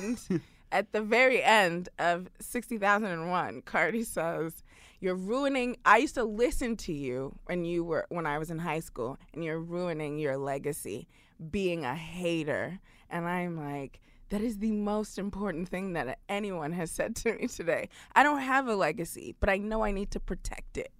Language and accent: English; New York City, New York, United States; I'm a Brooklyn girl. I grew up in New York City.